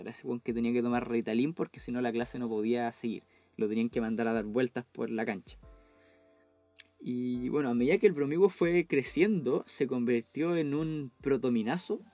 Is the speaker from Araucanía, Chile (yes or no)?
yes; Temuco, Araucanía, Chile; also born or lived in Chicureo; yo soy de Temuco y vivo actualmente en Temuco